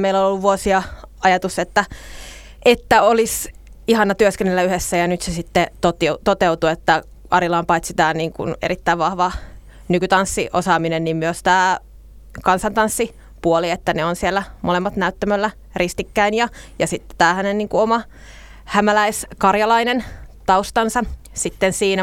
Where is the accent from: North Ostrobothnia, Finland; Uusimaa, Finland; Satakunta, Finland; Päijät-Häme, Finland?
Päijät-Häme, Finland; Nastola; nastolalaisena on itse syntynyt Nastolassa